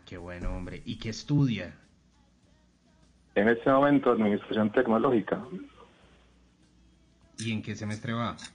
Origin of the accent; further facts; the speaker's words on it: Mitú, Vaupés, Colombia; now in Bello, Colombia; eh, los llamo desde Bello, Antioquia, pero soy de, de Mitú Baupes.